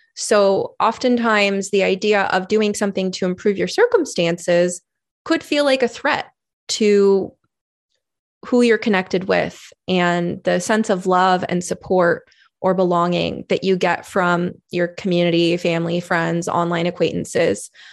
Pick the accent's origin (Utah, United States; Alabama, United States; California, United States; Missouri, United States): California, United States; moved away as an adult; now in Oregon, United States; I was originally from California